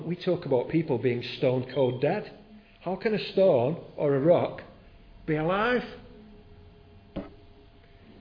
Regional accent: near Southport, North West England, United Kingdom; I grew up living near Southport

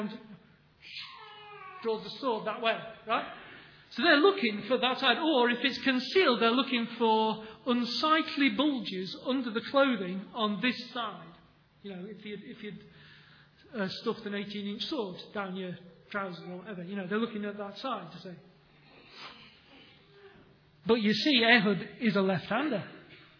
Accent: England, United Kingdom; We're English

